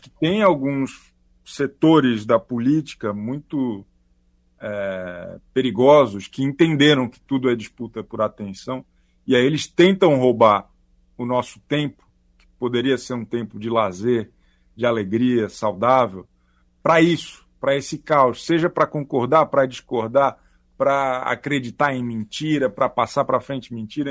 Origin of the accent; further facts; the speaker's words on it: Florianópolis, Santa Catarina, Brazil; moved away as an adult; now in São Paulo, Brazil; Eu sou de Florianópolis, eu moro aqui há 15 anos.